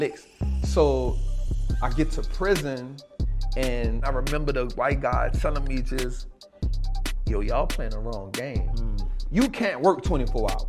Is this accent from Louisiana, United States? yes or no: yes; New Orleans, Louisiana, United States; I grew up in New Orleans